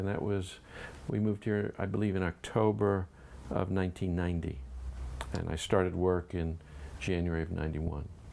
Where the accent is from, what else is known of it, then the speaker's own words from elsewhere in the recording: Miami, Florida, United States; moved away as an adult; also born or lived in Philadelphia / New York; now in Chattanooga, United States; I grew up in Miami, did my training in Philadelphia, then New York